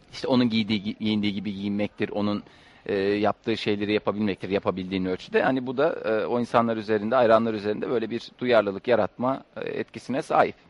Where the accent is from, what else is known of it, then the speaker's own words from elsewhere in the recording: Ankara, Turkey; bir Ankaralı olarak